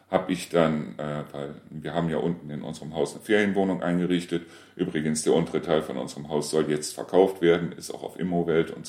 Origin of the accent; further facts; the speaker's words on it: Reuschenberg, North Rhine-Westphalia, Germany; Ich war zwar aus Reuschenberg, aber sie kannten mich trotzdem nicht.